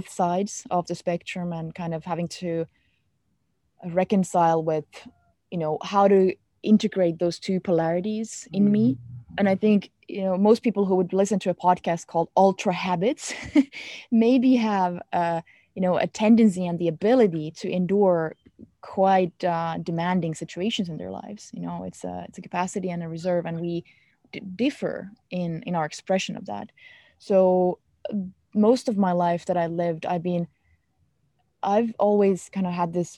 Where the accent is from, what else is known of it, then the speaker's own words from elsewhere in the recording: Finland; English is a second language; I am from Finland, we grew up with this concept of Sisu